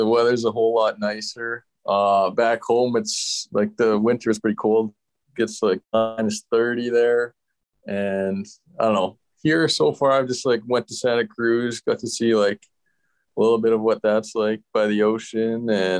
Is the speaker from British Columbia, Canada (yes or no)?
no; Leduc, Alberta, Canada; It was good. I had all my minor hockey and stuff over there. Both me and my brother played minor hockey there. It's just like 15 minutes south of Edmonton.